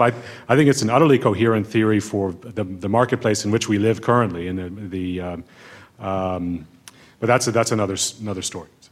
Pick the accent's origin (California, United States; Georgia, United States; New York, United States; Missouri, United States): California, United States; Berkeley; I grew up partially in Berkeley, California